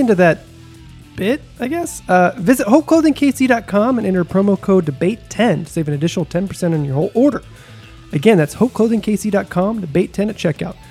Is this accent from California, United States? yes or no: no; Texas, United States; moved away; also born or lived in Missouri; growing up in Texas, there was, where I grew up in Texas